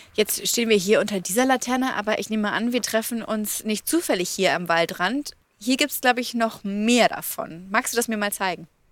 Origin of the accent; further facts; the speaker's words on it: Bavaria, Germany; bei uns in Bayern